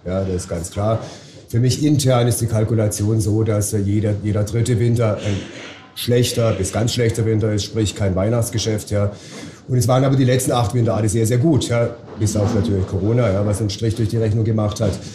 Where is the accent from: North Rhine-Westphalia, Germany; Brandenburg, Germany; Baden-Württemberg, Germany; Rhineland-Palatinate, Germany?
Baden-Württemberg, Germany; Titisee; ich komme aus Titisee, das ist ja gerade mal 10 Kilometer von hier.